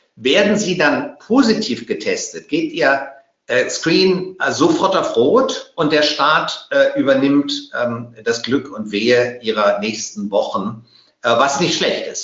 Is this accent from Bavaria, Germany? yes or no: yes; Bavaria, Germany; als Bayer